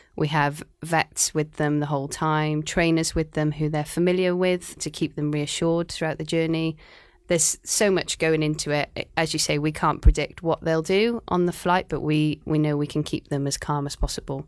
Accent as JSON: {"language": "English", "town": "Cardiff", "region": "Wales", "country": "United Kingdom", "also_born_or_lived": "Aberystwyth, Wales", "moved": "as an adult", "lives_now": "Shanghai, China", "said": "I'm from Cardiff in Wales"}